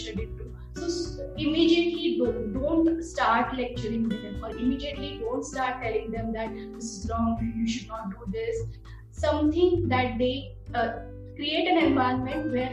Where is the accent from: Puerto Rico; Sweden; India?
India; as Indian parents